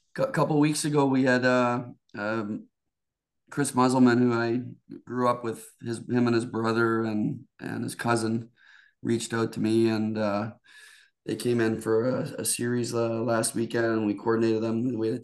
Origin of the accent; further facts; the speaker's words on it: Stratford, Ontario, Canada; moved away as an adult; now in United States; when I grew up in Stratford.